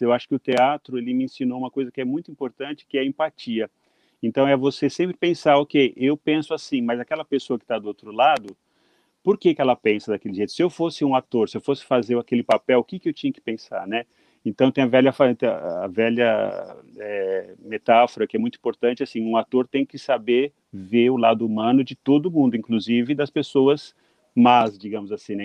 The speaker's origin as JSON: {"language": "Portuguese", "country": "Brazil", "moved": "as an adult", "lives_now": "Japan", "said": "depois que eu saí do Brasil"}